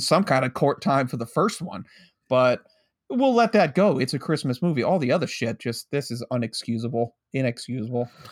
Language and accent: English; United States; growing up near New York City